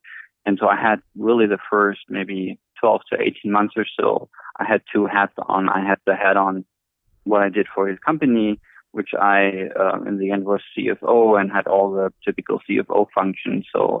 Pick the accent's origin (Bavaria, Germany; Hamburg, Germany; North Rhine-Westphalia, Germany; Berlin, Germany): Berlin, Germany; moved away as an adult; also born or lived in Stuttgart, Germany; now in United States; So I'm German. So I was born in Berlin and I studied in Stuttgart.